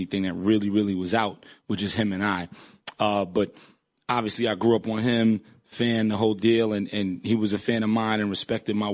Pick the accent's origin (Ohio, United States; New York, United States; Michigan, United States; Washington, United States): New York, United States; New York City; moved away as an adult